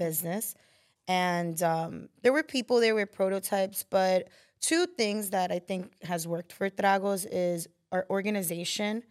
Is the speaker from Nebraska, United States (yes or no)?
no; New York City, New York, United States; I grew up here in Queens